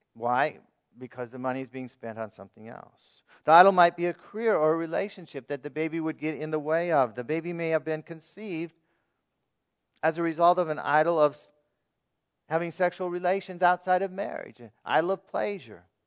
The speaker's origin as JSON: {"language": "English", "country": "United States", "said": "as American citizens"}